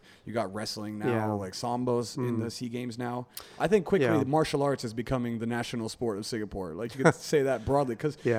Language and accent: English; United States; I mean, I grew up wrestling in America